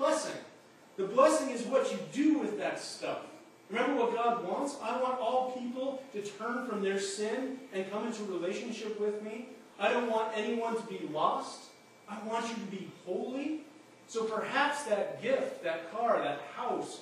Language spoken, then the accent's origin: English; Alberta, Canada; moved away; I grew up in Alberta where it's dry as a bone